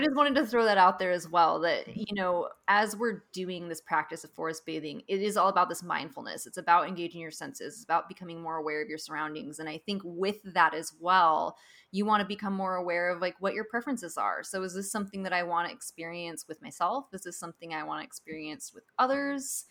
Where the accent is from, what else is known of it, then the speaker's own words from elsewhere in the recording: Pacific Northwest, United States; now in California, United States; growing up in the Pacific Northwest